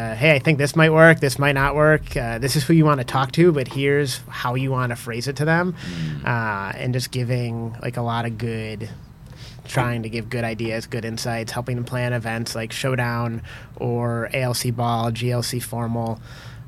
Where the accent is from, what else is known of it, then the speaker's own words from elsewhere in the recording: Cleveland, Ohio, United States; I am from Ohio